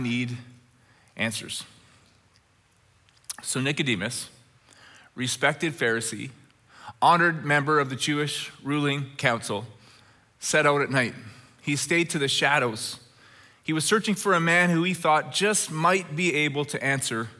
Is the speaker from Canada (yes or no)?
yes; Red Deer, Alberta, Canada; when I was a little boy growing up in Red Deer, Alberta.